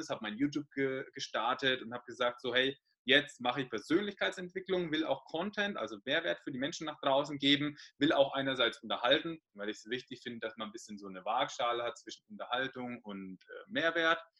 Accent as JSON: {"language": "German", "region": "Bavaria", "country": "Germany", "accent": "Bavarian", "said": "Man hört es ja, ich bin aus Bayern, ich roll immer das R so"}